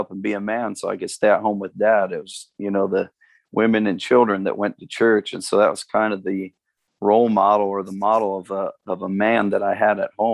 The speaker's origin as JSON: {"language": "English", "town": "Amherst", "region": "Ohio", "country": "United States", "tie": "born or raised there", "also_born_or_lived": "Cleveland, Ohio / Florida / California / Phoenix, Arizona", "moved": "as an adult", "lives_now": "Cincinnati, United States", "said": "I was born and raised in Northern Ohio. I was born in Cleveland. And then our family moved out of the suburbs of Cleveland out into the countryside about 45 minutes west of Cleveland"}